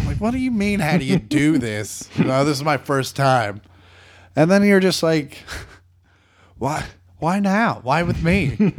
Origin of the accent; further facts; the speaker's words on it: Kansas, United States; moved away; I grew up in Kansas